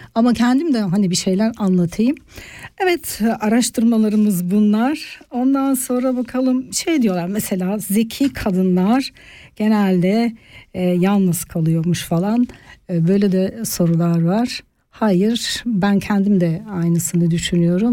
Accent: Turkey; now in Switzerland; Türkiye kültüründe yetiştim.

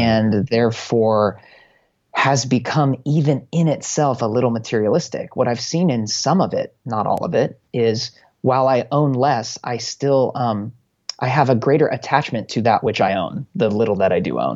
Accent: United States; as an American

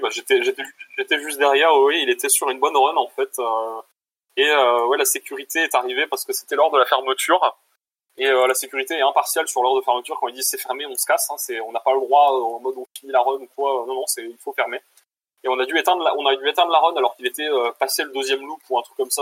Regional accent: Bordeaux, Nouvelle-Aquitaine, France; now in Switzerland; moi aussi je suis de Bordeaux

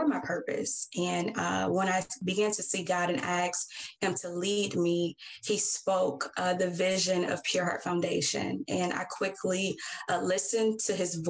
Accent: Detroit, Michigan, United States; I'm born and raised in Detroit, Michigan

